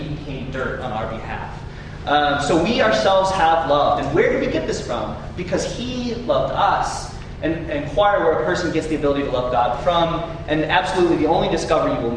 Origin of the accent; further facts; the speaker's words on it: St. Louis, Missouri, United States; I don't naturally say y'all. I'm from St. Louis